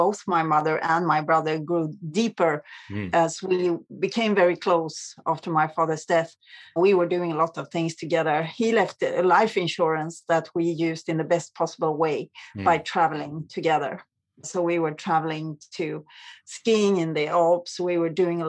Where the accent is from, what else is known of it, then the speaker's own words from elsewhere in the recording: Sweden; I grew up in Sweden, which is maybe one of the safest countries in the world.